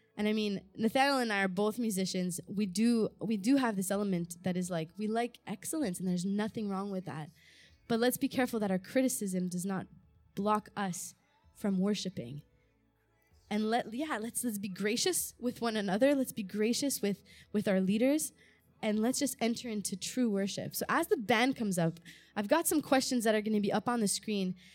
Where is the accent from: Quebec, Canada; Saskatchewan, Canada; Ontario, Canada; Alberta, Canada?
Quebec, Canada; Montreal; also born or lived in Malta; I was born there. My parents were missionaries there. And when I was about two years old, we moved to Canada